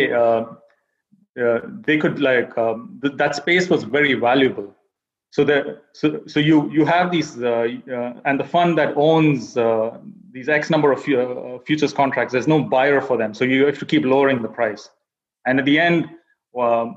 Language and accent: English; India; moved away as an adult; now in United States; I was born and raised in India, and then I came to the U.S. for my MBA, and that was around 10 years ago